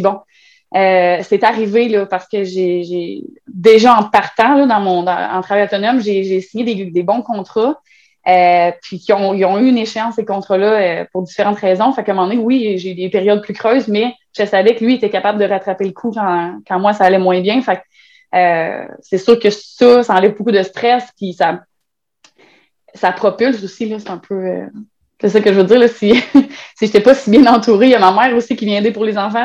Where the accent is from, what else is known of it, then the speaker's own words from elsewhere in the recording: Trois-Rivières, Quebec, Canada; Moi, je viens de Trois-Rivières